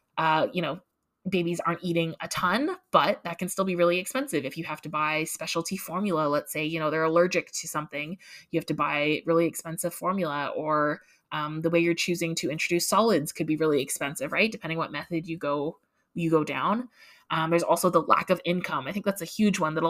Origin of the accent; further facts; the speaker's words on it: Canada; as a Canadian with my free social health care